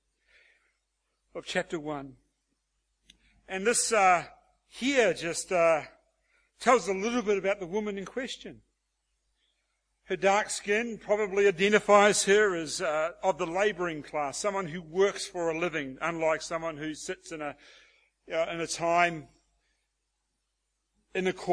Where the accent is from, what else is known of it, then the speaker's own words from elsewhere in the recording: Australia; as Aussie blokes